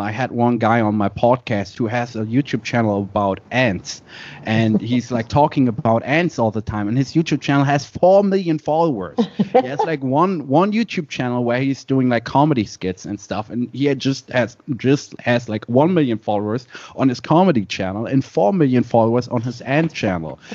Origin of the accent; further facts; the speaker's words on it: Germany; born and raised in Germany